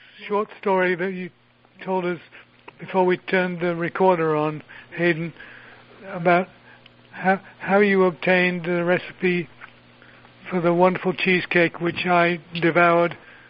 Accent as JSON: {"language": "English", "country": "United Kingdom", "tie": "born or raised there", "said": "growing up in the United Kingdom as I did"}